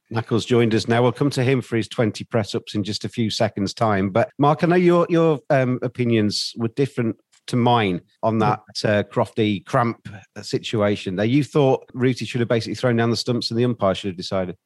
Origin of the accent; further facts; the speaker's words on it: Yorkshire and the Humber, United Kingdom; As a Yorkshireman